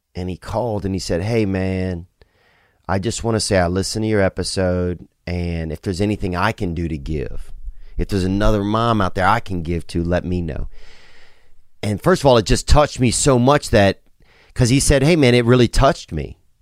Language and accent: English; Louisiana, United States; growing up in Louisiana